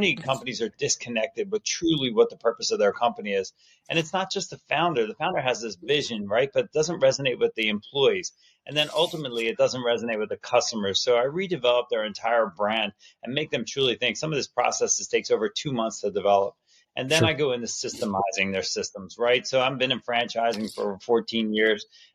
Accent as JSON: {"language": "English", "area": "Jersey Shore", "region": "New Jersey", "country": "United States", "tie": "born or raised there", "said": "I grew up on the Jersey Shore as a kid"}